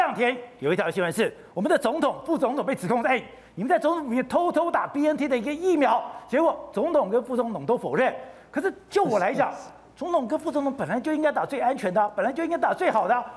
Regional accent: Taipei, Taiwan; 我在通化街长大

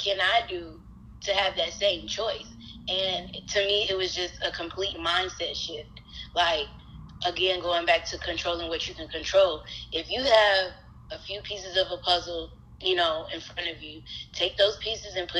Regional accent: Atlanta, Georgia, United States; I'm a native of Atlanta, Georgia

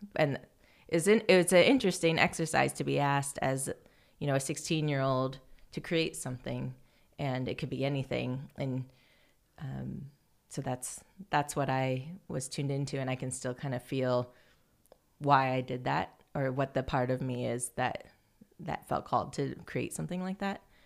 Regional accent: Fairfield, Iowa, United States; I grew up in Fairfield, Iowa, which is a small town

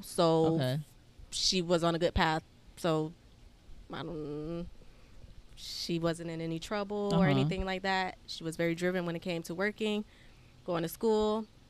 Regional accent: Florida, United States; I'm from Florida.

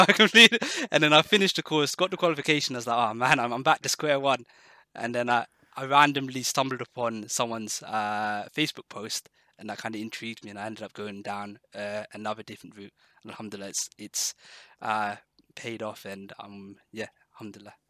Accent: Exeter, South West England, United Kingdom; moved away as an adult; also born or lived in London; I moved from London uh, back to Exeter, uh, the area where I grew up

